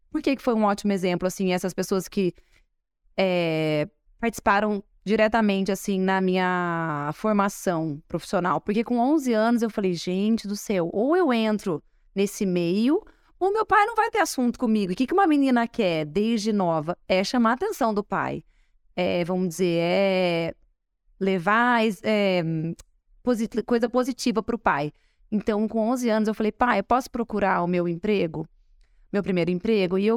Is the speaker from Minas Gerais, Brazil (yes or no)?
no; Espírito Santo do Pinhal, São Paulo, Brazil; born there; nascemos em Pinhal.